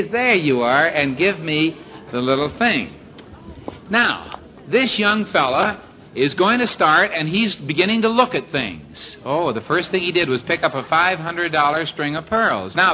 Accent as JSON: {"language": "English", "town": "Syracuse", "region": "New York", "country": "United States", "said": "Syracuse, New York."}